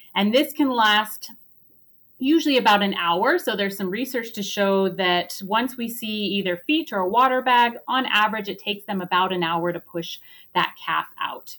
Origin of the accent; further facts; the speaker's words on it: United States; moved away as an adult; also born or lived in Oregon / New York; now in Calgary, Canada; I am actually originally from the United States